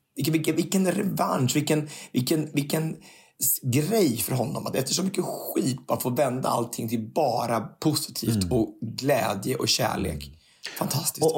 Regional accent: Örebro, Örebro County, Sweden; born or raised there; moved away

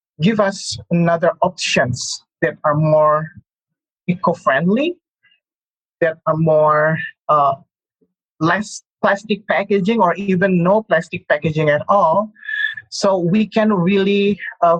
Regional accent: Bandung, West Java, Indonesia; In my hometown in Bandung, in West Java province

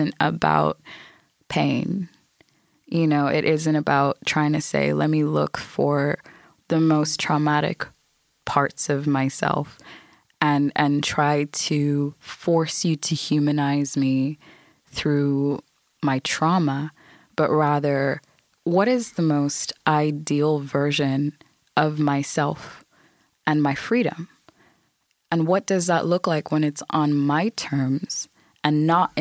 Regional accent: Ireland

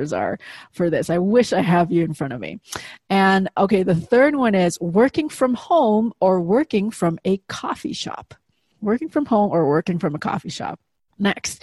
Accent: Indonesia; moved away; I grew up in Indonesia, obviously halfway around the world.

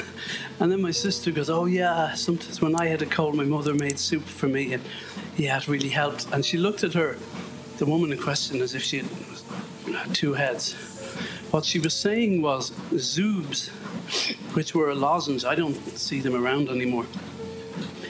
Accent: Ireland; I'm Irish

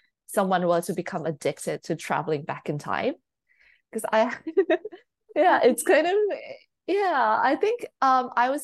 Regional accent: Thailand; I'm not from the UK or I'm not from the US, so I'm like born and raised in Thailand

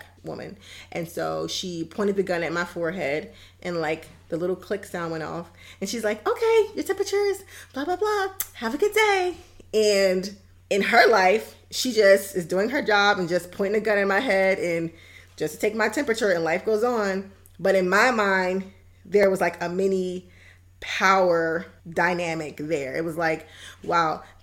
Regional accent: United States; I am a Black American woman

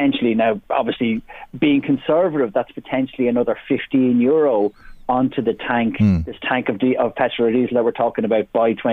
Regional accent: Drogheda, County Louth, Ireland; when I was a kid growing up in William Street in Drogheda

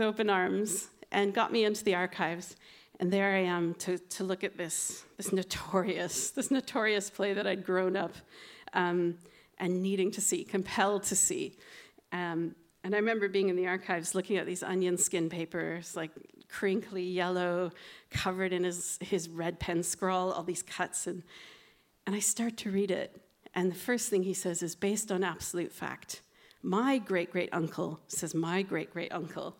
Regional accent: Ireland; I'm Irish

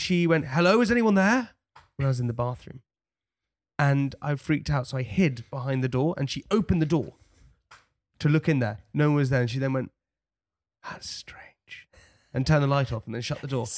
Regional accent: London, United Kingdom; accent: posh; also born or lived in Chelsea; I'm straight outta West Brampton. I got blonde hair and I sound real posh.

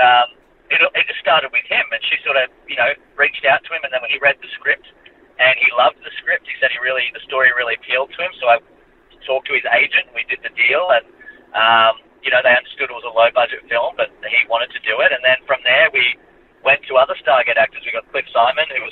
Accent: Australia; as much as we love being Australian

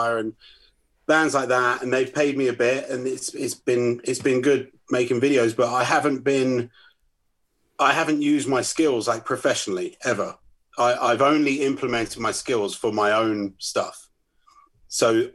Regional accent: Northwood, London, United Kingdom; my hometown, Northwood

